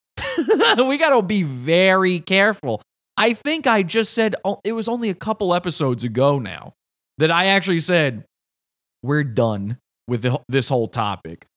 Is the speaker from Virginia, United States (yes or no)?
yes; Virginia, United States; Virginia, my home state.